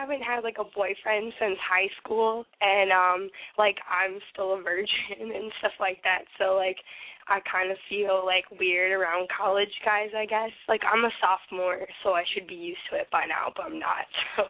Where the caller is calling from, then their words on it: Sarasota, Florida, United States; From Sarasota.